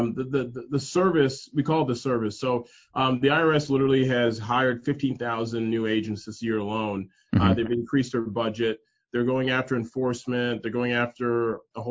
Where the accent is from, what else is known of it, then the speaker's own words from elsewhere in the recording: Toronto, Ontario, Canada; moved away as an adult; now in United States; I'm originally born and raised in Canada, in Toronto, but I'm a Nigerian descent.